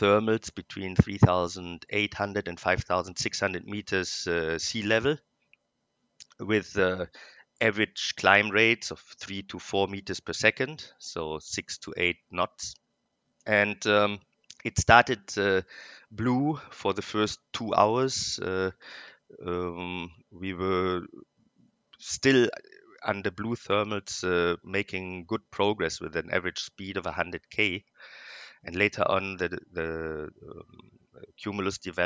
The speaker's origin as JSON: {"language": "English", "area": "Ruhr Valley", "region": "North Rhine-Westphalia", "country": "Germany", "tie": "born or raised there", "said": "I come from a small industrial hometown in Germany, which is in the western part of Germany, which we call Ruhr Valley."}